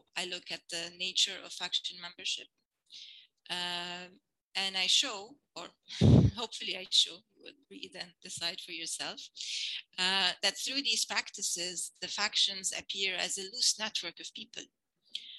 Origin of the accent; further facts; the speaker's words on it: Lebanon; moved away; I grew up, I was born in Lebanon and I grew up here, and we later emigrated